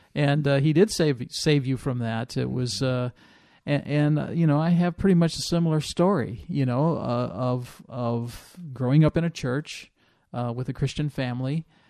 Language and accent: English; Illinois, United States; moved away; I grew up in Illinois, right on the Iowa border